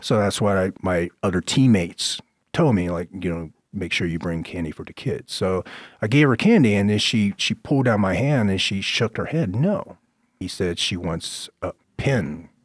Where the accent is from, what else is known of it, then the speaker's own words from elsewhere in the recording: Fayetteville, North Carolina, United States; also born or lived in Vietnam; when I left Vietnam and I, and I came over to the United States, I was raised in Fayetteville, North Carolina